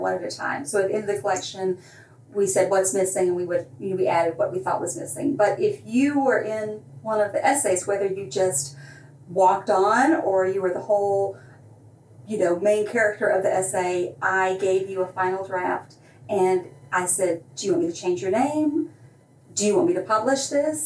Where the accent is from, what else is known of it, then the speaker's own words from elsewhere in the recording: Alabama, United States; accent: Southern; moved away as an adult; now in New York, United States; when I was growing up in Alabama, there were no gay men